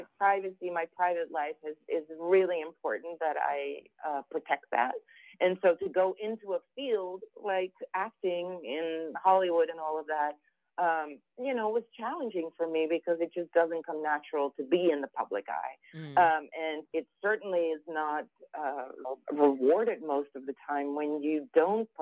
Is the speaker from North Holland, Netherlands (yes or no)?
yes; Amsterdam, North Holland, Netherlands; now in New York City, United States; as a European and as somebody who was born and raised in Amsterdam